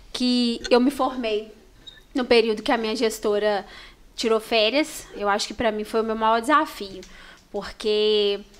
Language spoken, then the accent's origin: Portuguese; Cataguases, Minas Gerais, Brazil; nós somos de, de Cataguases.